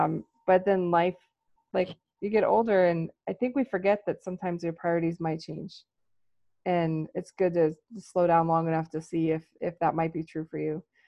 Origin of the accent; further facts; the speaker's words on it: United States; And I am American.